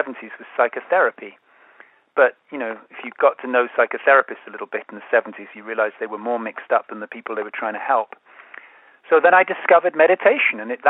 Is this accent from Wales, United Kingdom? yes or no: no; London, United Kingdom; I grew up in London